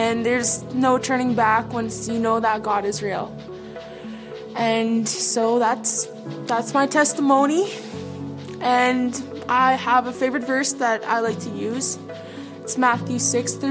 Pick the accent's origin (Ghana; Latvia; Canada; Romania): Canada; Dauphin, Manitoba; now in Brandon, Canada; I was born and raised in Dauphin, Manitoba.